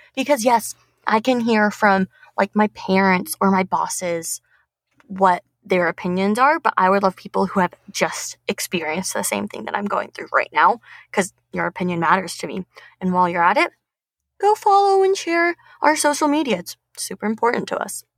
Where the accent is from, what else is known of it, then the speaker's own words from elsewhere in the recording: Tucson, Arizona, United States; moved away as an adult; now in Phoenix, United States; I'm from Tucson and I'm currently in Phoenix